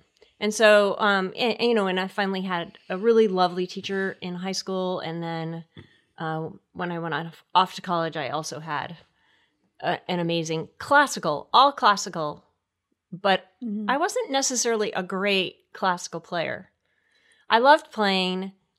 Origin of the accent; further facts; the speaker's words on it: Connecticut, United States; I was in Connecticut.